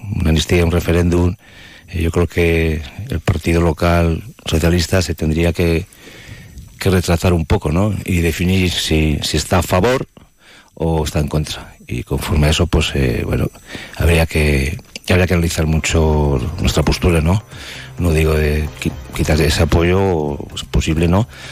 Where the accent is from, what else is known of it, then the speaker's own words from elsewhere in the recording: Spain; somos eh, españoles